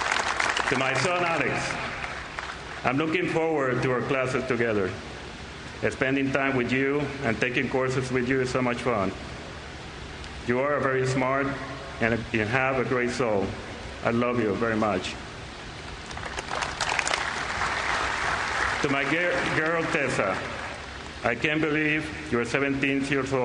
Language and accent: English; Puerto Rico; moved away; also born or lived in Seattle; when I was growing up in Puerto Rico